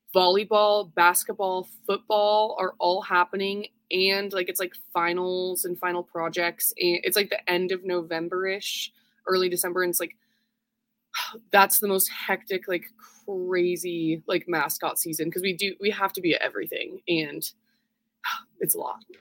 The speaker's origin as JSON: {"language": "English", "town": "Twin Falls", "region": "Idaho", "country": "United States", "tie": "born or raised there", "said": "I grew up in Twin Falls, Idaho"}